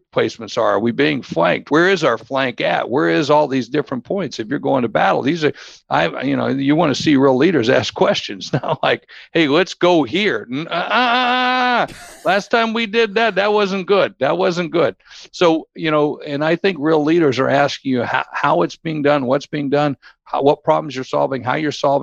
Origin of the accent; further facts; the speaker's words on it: Warner Robins, Georgia, United States; growing up in Warner Robins, Georgia, down at the trailer park where I grew up